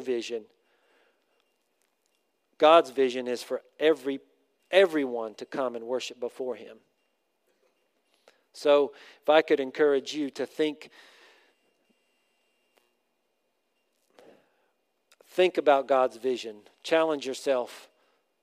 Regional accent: United States; also born or lived in Thailand; we're from America

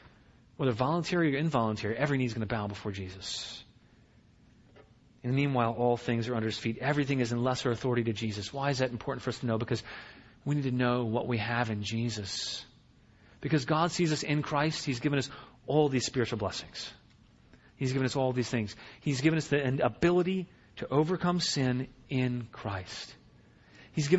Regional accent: Virginia, United States; I grew up in Virginia

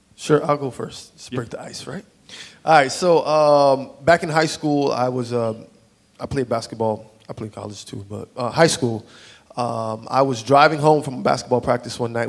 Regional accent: South Florida, United States; moved away; I grew up in South Florida.

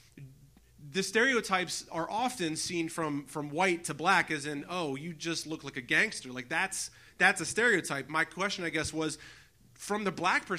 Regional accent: United States; now in Pittsburgh, United States; I grew up in the Baltimore, Washington area in the suburbs of D.C.

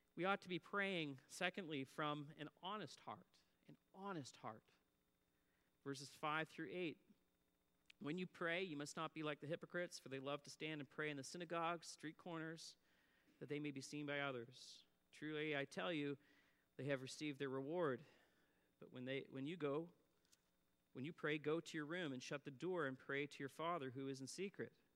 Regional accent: Antigonish, Nova Scotia, Canada; I grew up in Antigonish, Nova Scotia

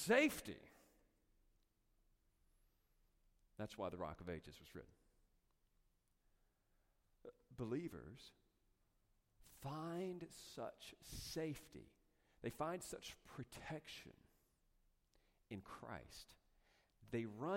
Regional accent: North Carolina, United States; moved away; also born or lived in Castaic, California; I'm from North Carolina

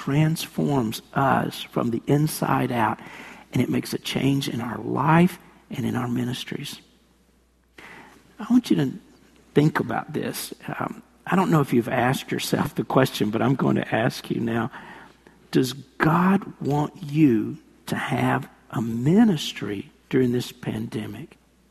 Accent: New York City, New York, United States; No, I'm not from the South. I'm born and raised right here in New York City.

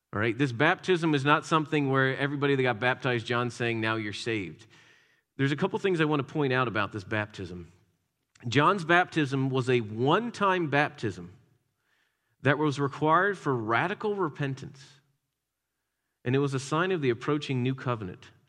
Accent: Philadelphia, Pennsylvania, United States; Growing up in the Philadelphia area, you didn't go too far into inner city until you saw statues of Rocky

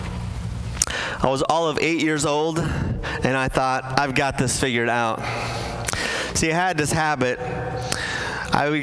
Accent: Bolivia; moved away; I grew up in South America as a Bolivian household

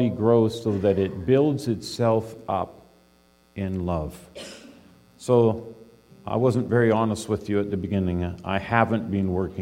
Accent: British Columbia, Canada; I grew up in British Columbia

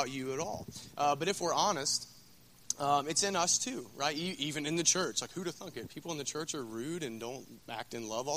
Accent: Scioto County, Ohio, United States; I'm from Scioto County

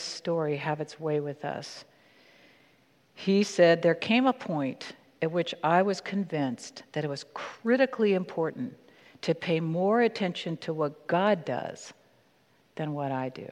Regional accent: California, United States; also born or lived in Maryland; when I was 8 years old and we moved across the country from Maryland to California

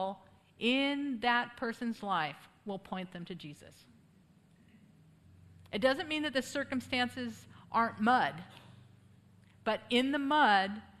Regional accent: United States; moved away as an adult; now in Poland; I'm the only crazy enough American to live there for almost 20 years

